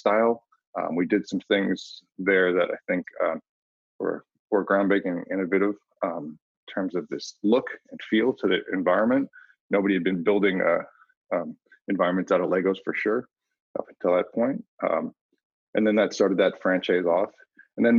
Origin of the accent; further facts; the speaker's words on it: Cupertino, California, United States; I grew up in Cupertino, California